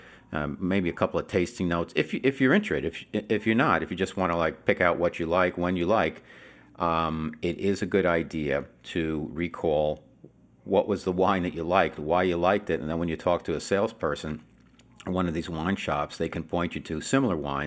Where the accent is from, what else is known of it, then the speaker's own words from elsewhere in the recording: United States; now in Southern California, United States; I'm out here in Southern California now. I'm originally from New York, New Jersey area